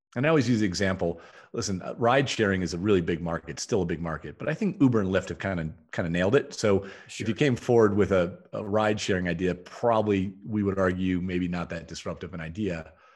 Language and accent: English; Toledo, Ohio, United States; I grew up in Toledo, Ohio.